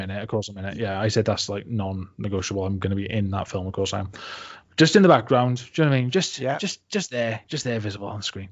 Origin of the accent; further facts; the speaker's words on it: Barry, Wales, United Kingdom; moved away as an adult; also born or lived in village near Cardiff, Wales / Manchester, England; I came from like a dead sleepy village just outside of Cardiff right and and um, before that I was you know like born and raised in Barry